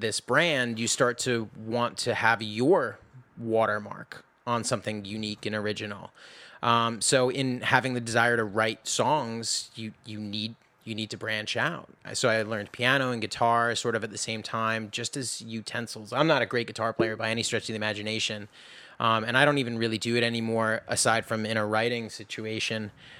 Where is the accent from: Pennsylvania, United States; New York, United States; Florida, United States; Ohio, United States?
New York, United States; New York City; Anyway, so I grew up in New York City. I started playing drums first, oddly enough.